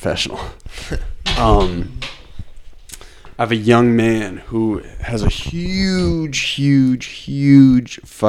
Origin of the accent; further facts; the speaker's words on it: New England, United States; I grew up in New England